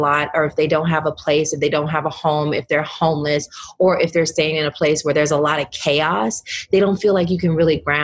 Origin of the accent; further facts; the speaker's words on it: the South, United States; my Southern upbringing